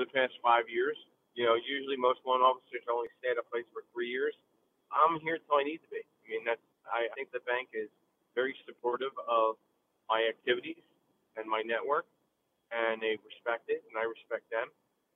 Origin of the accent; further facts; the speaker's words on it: New Jersey, United States; also born or lived in Allentown, Pennsylvania; now in Philadelphia, United States; I came to Philadelphia from Allentown, Pennsylvania, originally from North Jersey.